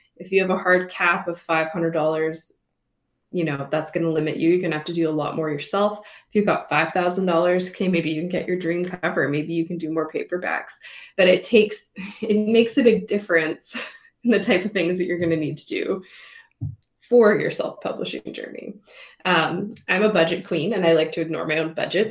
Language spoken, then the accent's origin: English; Canada; We love being Canadian.